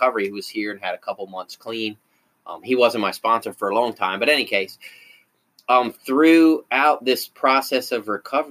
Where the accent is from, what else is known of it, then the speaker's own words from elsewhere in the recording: Baltimore, Maryland, United States; now in Cecil County, United States; I grew up in Baltimore City.